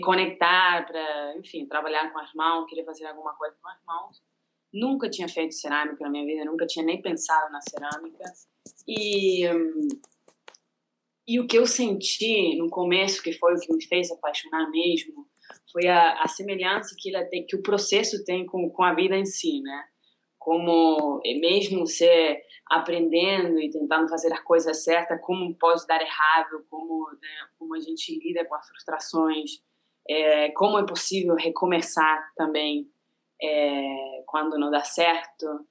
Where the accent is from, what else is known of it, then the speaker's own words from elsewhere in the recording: Argentina; Portuguese is a second language; moved away as an adult; now in Rio de Janeiro, Brazil; Eu sou argentina, tenho 33 anos